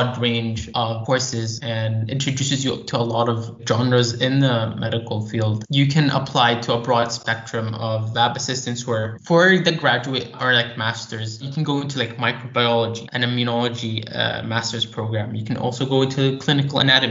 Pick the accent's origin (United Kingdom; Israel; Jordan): Jordan; also born or lived in United States; I am from Jordan as well. I've been living here for almost 15 years.